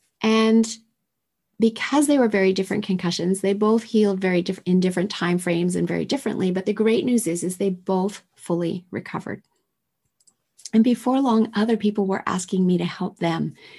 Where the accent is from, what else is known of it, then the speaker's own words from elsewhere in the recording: Tokyo, Japan; And I was raised in Tokyo in the 70s with toxins spewing out of manufacturing plants all over the city that I was exposed to.